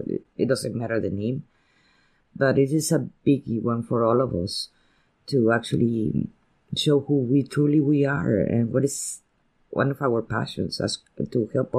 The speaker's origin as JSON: {"language": "English", "country": "Spain", "first_language": "Spanish", "second_language": "English", "said": "And I am a Spanish poet. And my first language is Spanish, and I have that difficulty to express myself in a language that is not mine."}